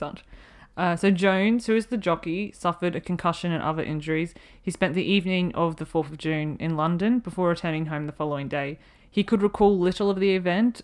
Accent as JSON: {"language": "English", "country": "Australia", "said": "being Australian"}